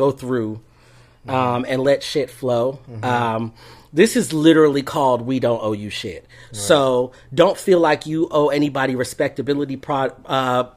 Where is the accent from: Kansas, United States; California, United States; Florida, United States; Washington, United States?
Florida, United States; Fort Lauderdale; I grew up in South Florida, like mm-hmm. really close to, in Fort Lauderdale, close to Miami